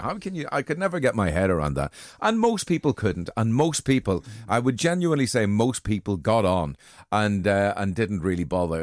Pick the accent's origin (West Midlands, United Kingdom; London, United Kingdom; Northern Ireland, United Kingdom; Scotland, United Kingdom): Northern Ireland, United Kingdom; Armagh; moved away; also born or lived in Liverpool; I was born in Armagh